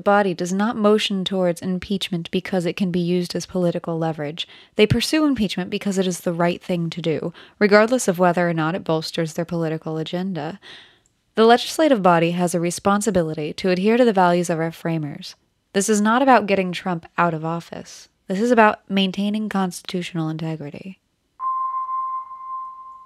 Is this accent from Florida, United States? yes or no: yes; Florida, United States; I am from Florida